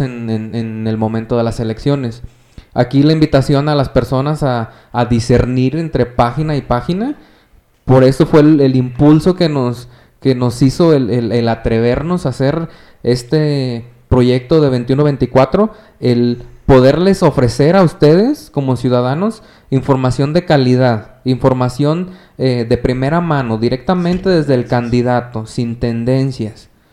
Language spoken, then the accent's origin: Spanish; Mexico; como ciudadanos mexicanos